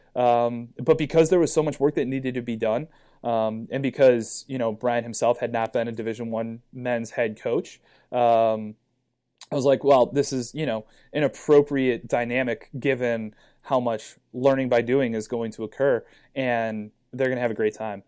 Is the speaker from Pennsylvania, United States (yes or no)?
no; Cleveland, Ohio, United States; I'm originally from Cleveland, Ohio. I went to a high school called St. Ignatius. Uh, when I was growing up, there was no youth lacrosse in Cleveland